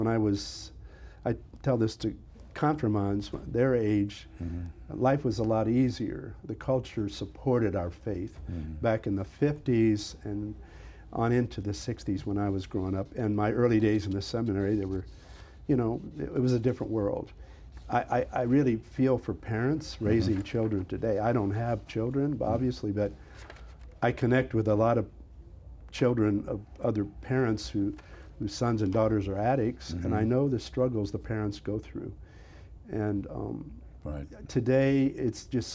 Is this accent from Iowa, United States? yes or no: no; near Bellevue, Ohio, United States; it was in my hometown backyard, mm-hmm. the Diocese of Toledo